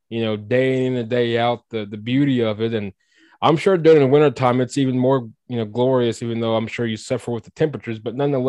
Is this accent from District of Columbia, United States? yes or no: no; Oklahoma City, Oklahoma, United States; also born or lived in Tucson, Arizona / Wichita, Kansas / Kentucky; I practically was born and raised in Oklahoma for exception of for a few years here and there in Tucson, Arizona, and Wichita